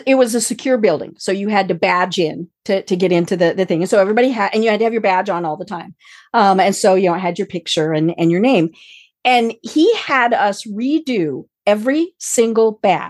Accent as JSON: {"language": "English", "region": "Colorado", "country": "United States", "moved": "yes", "said": "I am from Colorado"}